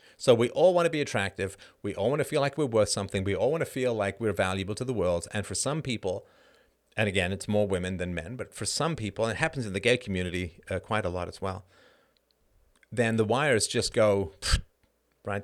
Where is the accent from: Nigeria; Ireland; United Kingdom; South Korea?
Ireland; I'm Irish